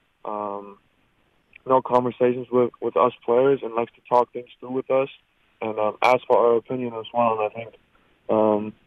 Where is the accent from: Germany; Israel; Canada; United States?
Germany; moved away as an adult; growing up in Germany